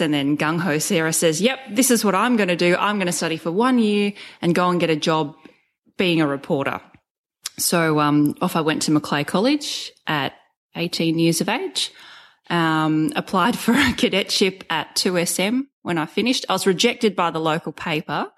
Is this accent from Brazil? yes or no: no; Sydney, New South Wales, Australia; moved away as an adult; also born or lived in Rockhampton; I grew up in Sydney, had never moved out of home.